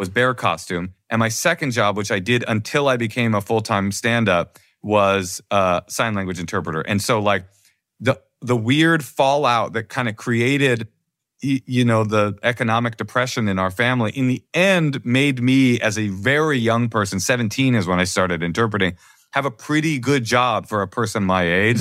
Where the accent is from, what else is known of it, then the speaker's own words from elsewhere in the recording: Oakland, California, United States; also born or lived in Brooklyn; the kids that I grew up with in Oakland